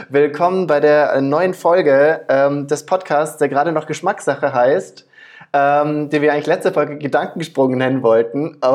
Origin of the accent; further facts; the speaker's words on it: Stuttgart, Baden-Württemberg, Germany; now in Berlin, Germany; ich bin ja auch gebürtiger Schwabe. Ich komme ja auch aus Stuttgart, ähnlich wie du.